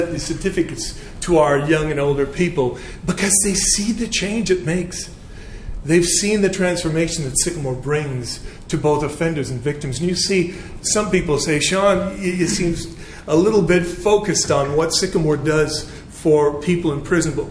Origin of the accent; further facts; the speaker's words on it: Canada; now in England; originally, I'm from Canada, so I, I do apologize for my uh, slight twang.